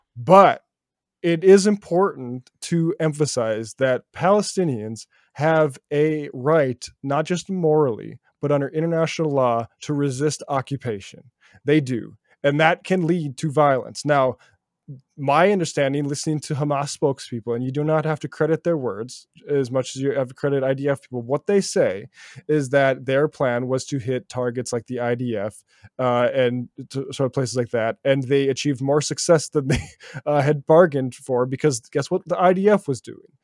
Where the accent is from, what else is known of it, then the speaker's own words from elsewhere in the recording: small town near Bismarck, North Dakota, United States; moved away; which is more than lived in my hometown when I grew up there. Uh, 50,000 uh, which is about as much as Bismarck in North Dakota, the nearest big city to me